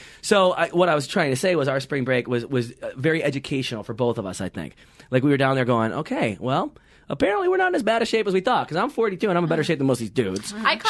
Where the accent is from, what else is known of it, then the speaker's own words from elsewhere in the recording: Michigan, United States; moved away as an adult; also born or lived in Los Angeles / New York; even being from the Midwest